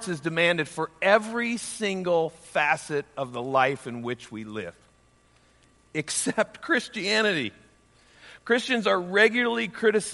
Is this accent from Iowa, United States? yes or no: yes; Iowa, United States; Growing up in Iowa